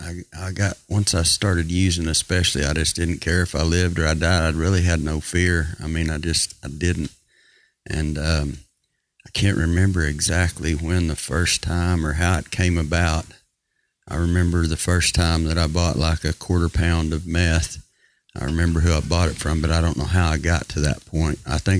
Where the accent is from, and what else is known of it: Sayre, United States